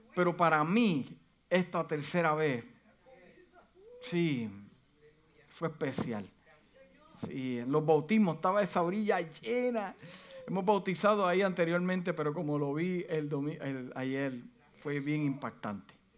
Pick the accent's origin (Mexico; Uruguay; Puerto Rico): Puerto Rico; moved away as an adult; yo llegué de, la isla de Puerto Rico en el 1900, wow, 1900. En el 1991, yo la pasé fuerte porque es un choque de cultura